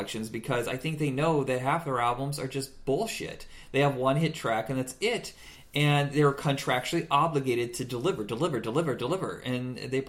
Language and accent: English; Indiana, United States; I grew up in Indiana, a small town